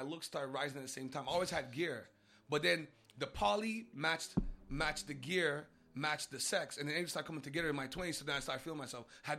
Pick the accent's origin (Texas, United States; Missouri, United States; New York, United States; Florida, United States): New York, United States; I'm from Uptown, man.